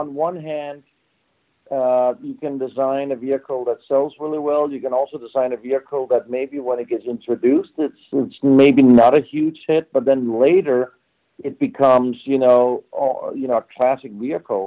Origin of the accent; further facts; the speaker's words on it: Denmark; moved away; also born or lived in Switzerland; I'm originally from Denmark, and I grew up in Denmark